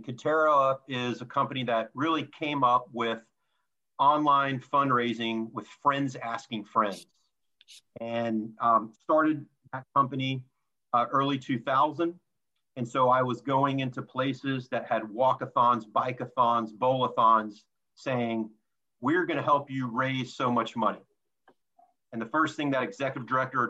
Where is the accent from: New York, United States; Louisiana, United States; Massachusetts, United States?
Louisiana, United States; moved away; growing up in Louisiana